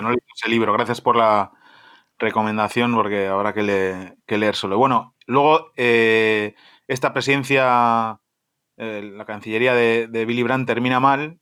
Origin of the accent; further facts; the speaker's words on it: Spain; como español que soy